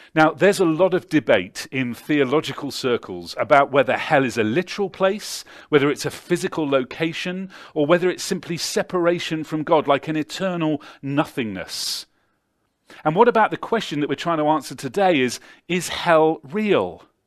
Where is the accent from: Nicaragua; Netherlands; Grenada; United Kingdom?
United Kingdom; Devizes, South West England; six X beer brewed in my hometown